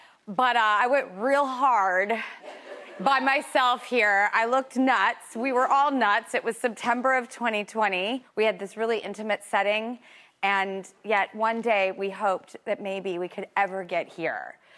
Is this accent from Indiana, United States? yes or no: no; California, United States; moved away as an adult; also born or lived in Los Angeles; now in New York, United States; I don't know if you can tell from my accent, but I'm from California.